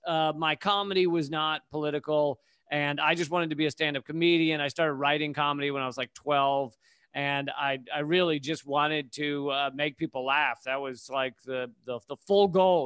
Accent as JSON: {"language": "English", "town": "Richmond", "region": "Virginia", "country": "United States", "tie": "born or raised there", "also_born_or_lived": "Washington, D.C. / Charlottesville / New York City", "moved": "as an adult", "said": "at the age of eight, we moved to Richmond, Virginia"}